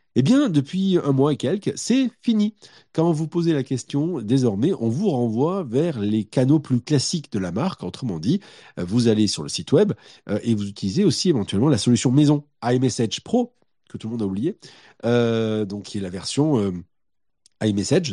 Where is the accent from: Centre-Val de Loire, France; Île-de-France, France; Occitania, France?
Occitania, France; Montpellier; je viens de Montpellier